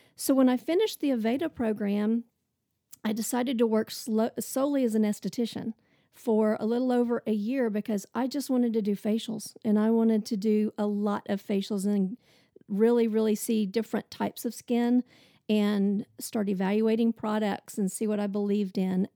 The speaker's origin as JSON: {"language": "English", "region": "Oklahoma", "country": "United States", "tie": "born or raised there", "also_born_or_lived": "Tulsa, Oklahoma", "moved": "as an adult", "lives_now": "Nashville, United States", "said": "So I grew up in Oklahoma. I'm an Oklahoma girl."}